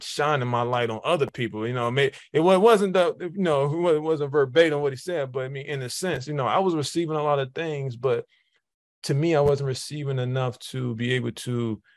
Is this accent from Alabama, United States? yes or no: no; Jacksonville, Florida, United States; also born or lived in Detroit, Michigan; I was born in Detroit, Michigan, moved to Jacksonville, Florida around sixth grade. So I call it Jacksonville home because that's kind of where I kind of grew into, you know, those adolescent years.